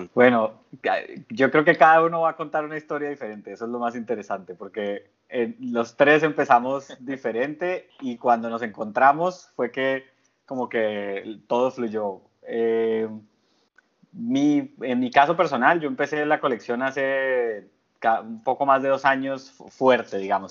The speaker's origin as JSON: {"language": "Spanish", "country": "Colombia", "moved": "as an adult", "lives_now": "Panama", "said": "yo vivo en Panamá hace casi nueve años, pero soy colombiano de origen"}